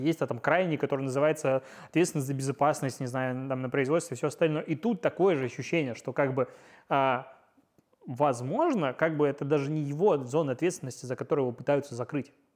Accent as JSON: {"language": "Russian", "town": "Pinsk", "region": "Brest Region", "country": "Belarus", "said": "я из Пинска"}